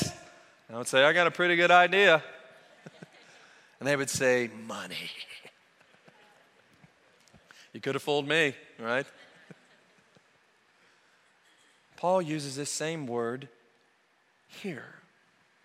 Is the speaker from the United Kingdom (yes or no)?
no; Oklahoma, United States; moved away as an adult; also born or lived in Roswell, New Mexico; We grew up in Oklahoma, God's country